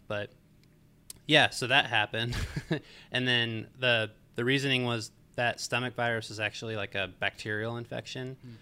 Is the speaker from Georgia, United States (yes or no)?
yes; Marietta, Georgia, United States; I grew up in Marietta, Georgia